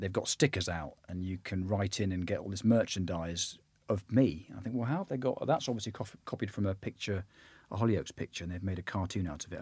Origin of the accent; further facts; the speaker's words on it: Bristol, South West England, United Kingdom; I'm from Bristol